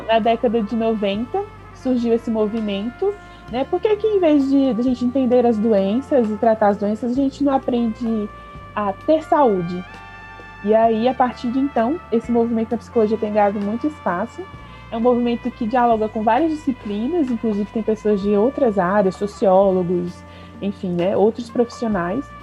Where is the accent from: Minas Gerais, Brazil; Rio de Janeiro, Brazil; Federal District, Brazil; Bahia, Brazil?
Federal District, Brazil; Brasília; moved away as an adult; also born or lived in Recife; Eu sou de Brasília